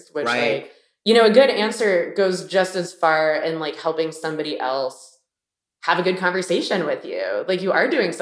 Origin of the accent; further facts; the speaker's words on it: Miami, Florida, United States; moved away; also born or lived in Boston; I'm from Miami and, you know, I took the sunshine for granted, but I really did not vibe with like the people there.